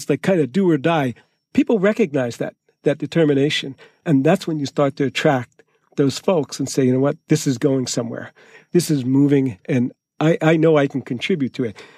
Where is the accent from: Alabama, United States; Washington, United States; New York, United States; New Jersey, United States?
New Jersey, United States; moved away; I grew up in New Jersey, and they had projects. We called them the projects in Newark.